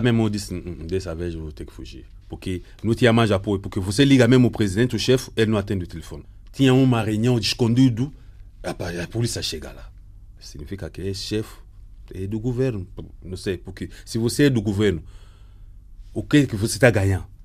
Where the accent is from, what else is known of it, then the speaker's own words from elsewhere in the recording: DR Congo; moved away as an adult; eu saí do Congo porque era o secretário-geral no ONG